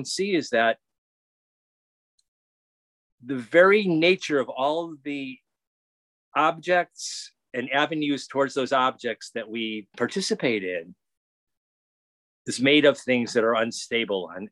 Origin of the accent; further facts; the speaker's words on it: United States; I'm an American